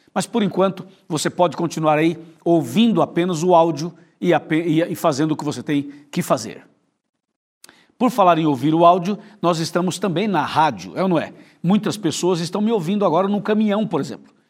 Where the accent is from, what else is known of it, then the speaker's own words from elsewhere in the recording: interior of São Paulo, Brazil; a gente é do interior de São Paulo